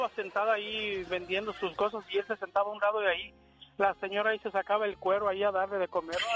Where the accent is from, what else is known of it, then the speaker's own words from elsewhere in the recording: León, Guanajuato, Mexico; now in Phoenix, United States; yo soy de León, Guanajuato